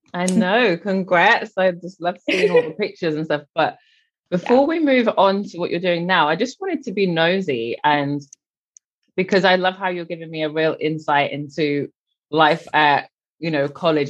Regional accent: England, United Kingdom; I'm English

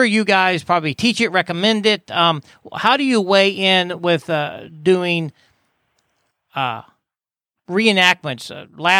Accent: Missouri, United States; because I'm from Missouri, so I'm familiar with Missouri

